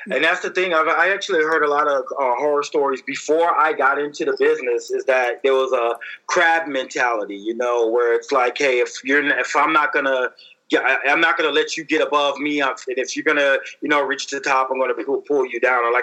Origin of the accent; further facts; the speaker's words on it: Columbus, Georgia, United States; See, I don't know if you know this, but I'm actually from Georgia. I don't know if you heard of Columbus, Georgia.